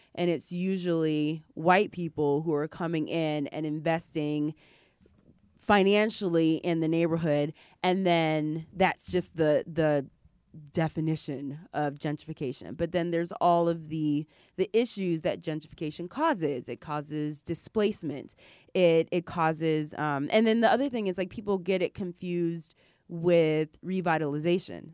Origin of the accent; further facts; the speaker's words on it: Ypsilanti, Michigan, United States; moved away; I grew up in Ypsilanti, Michigan